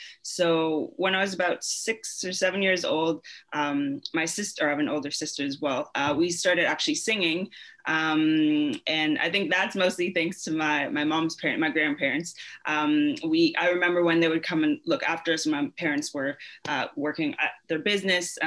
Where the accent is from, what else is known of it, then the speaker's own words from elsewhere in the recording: London, Ontario, Canada; moved away as an adult; also born or lived in South Africa; now in Mississauga, Canada; Born and raised in London, Ontario